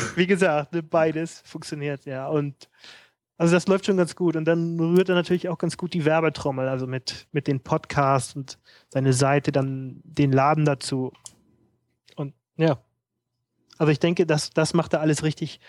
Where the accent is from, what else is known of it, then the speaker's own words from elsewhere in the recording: Hamburg, Germany; moved away; ich komme ja aus Hamburg